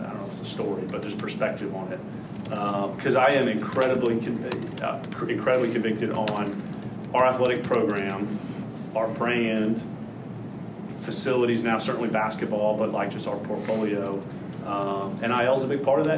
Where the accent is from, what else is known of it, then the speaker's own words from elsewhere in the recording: Atlanta, Georgia, United States; moved away; growing up in Atlanta and at school at Georgia Tech